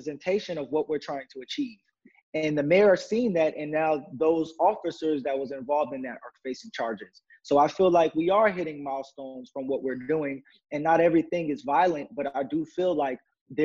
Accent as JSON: {"language": "English", "town": "Atlanta", "region": "Georgia", "country": "United States", "tie": "born or raised there", "also_born_or_lived": "Eatonton, Georgia / Athens, Georgia / New York City (parents)", "said": "Most of my years I was raised in Atlanta, but my younger days I was raised in Edenton, Georgia"}